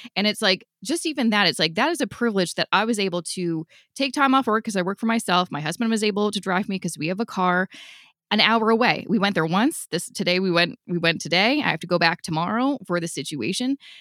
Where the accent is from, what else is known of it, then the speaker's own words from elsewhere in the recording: Vancouver, British Columbia, Canada; now in Ontario, Canada; I'm originally from Vancouver